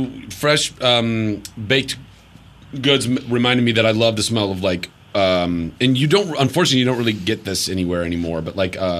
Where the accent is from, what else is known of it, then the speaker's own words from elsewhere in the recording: Ventura, California, United States; growing up in Ventura